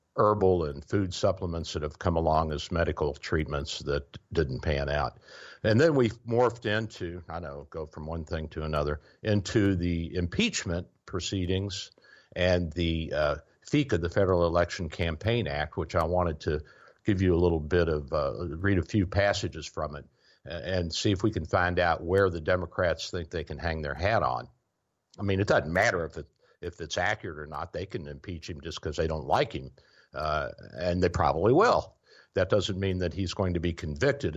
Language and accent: English; the South, United States; I'm a Southerner